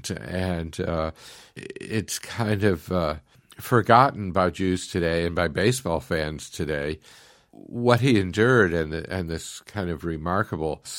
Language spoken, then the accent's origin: English; New England, United States; I'm from New England.